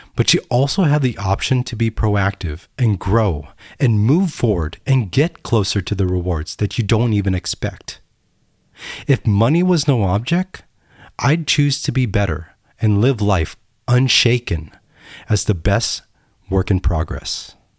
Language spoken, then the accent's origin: English; United States; I'm American